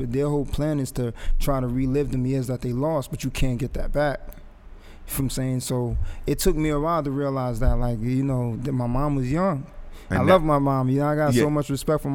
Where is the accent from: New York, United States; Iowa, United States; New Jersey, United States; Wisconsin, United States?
New Jersey, United States; Englewood; also born or lived in Jamaica; I grew up in Inglewood